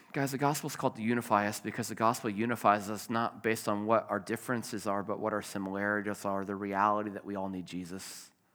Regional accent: Richmond, Virginia, United States; moved away; I grew up in Richmond

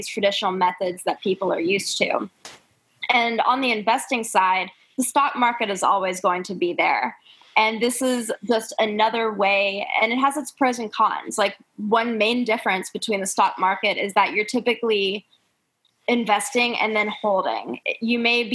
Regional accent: Raleigh, North Carolina, United States; I'm from Raleigh

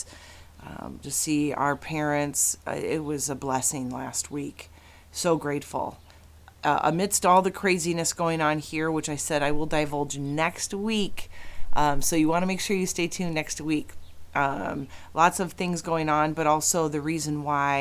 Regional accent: Chicago, Illinois, United States; moved away; I was actually in Chicago, which is my hometown

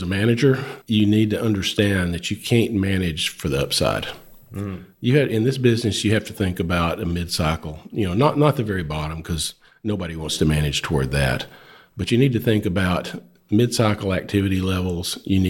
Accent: Nocona, Texas, United States; I grew up in North Texas.

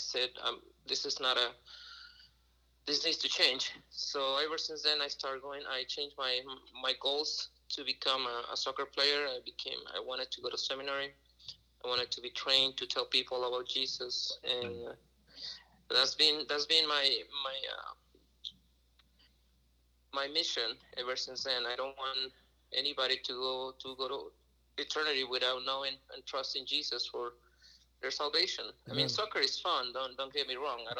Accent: Reynosa, Tamaulipas, Mexico; also born or lived in Saltillo, Mexico; now in St. Louis, United States; I was born in Saltillo, but grew up in Reynosa, Mexico.

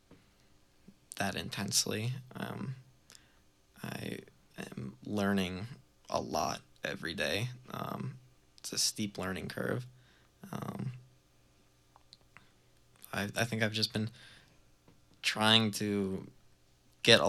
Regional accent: Baltimore, Maryland, United States; moved away as an adult; now in Burlington, United States; growing up in Baltimore, I was always really, like, attracted to the scene that they had down there, that we had down there

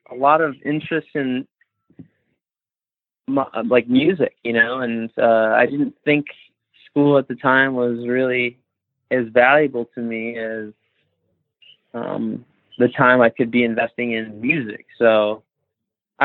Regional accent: Royal Oak, Michigan, United States; born or raised there; moved away as an adult; also born or lived in Los Angeles, United States; now in Mexico

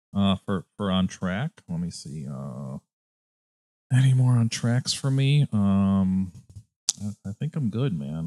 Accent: Connecticut, United States; also born or lived in upstate New York / New York City; now in Chicago, United States; I'm originally from Connecticut, and then I lived in upstate New York, and then I lived in, uh, downstate

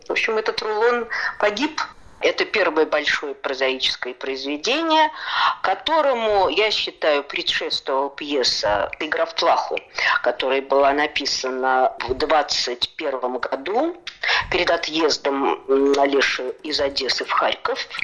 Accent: Saratov, Saratov Oblast, Russia; born or raised there

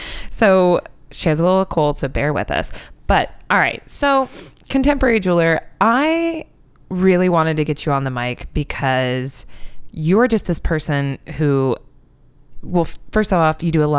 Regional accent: Iowa, United States; my dear, sweet friend Lexi, who I grew up in Iowa

